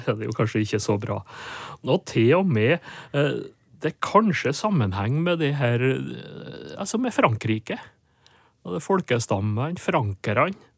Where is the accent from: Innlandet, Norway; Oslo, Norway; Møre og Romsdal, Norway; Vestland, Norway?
Møre og Romsdal, Norway; Nordmøre; Nordmøre, der jeg vokste opp.